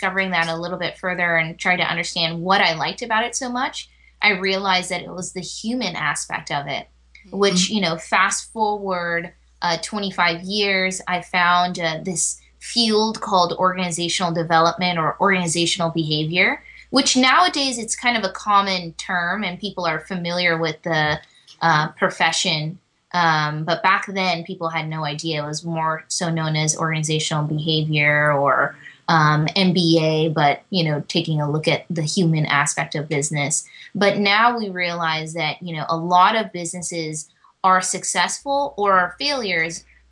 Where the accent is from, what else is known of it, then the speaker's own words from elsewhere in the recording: Fremont, California, United States; also born or lived in Chicago, Illinois; I was born in Chicago, but at 4 years old, I moved out to California, where I have pretty much spent the rest of my life.